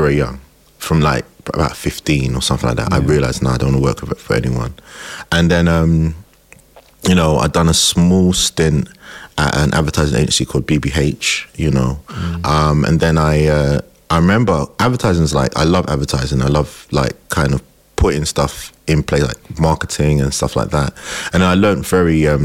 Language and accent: English; London, United Kingdom; I grew up in Tottenham